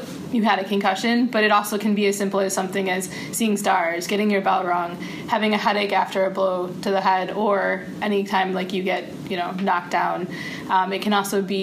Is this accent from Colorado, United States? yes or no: no; Wisconsin, United States; now in Alabama, United States; I'm from Wisconsin. We have hockey up there.